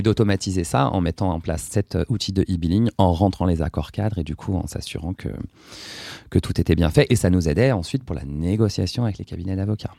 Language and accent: French; Brie, Seine-et-Marne, Île-de-France, France; now in Paris, France; j'ai grandi, j'ai été élevé dans une ferme dans l'abri en Seine-et-Marne